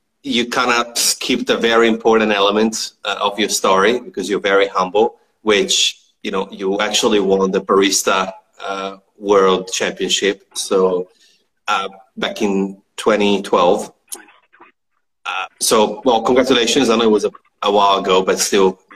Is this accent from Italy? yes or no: yes; Italy; now in Australia; I don't have family here. I mean, back home in Italy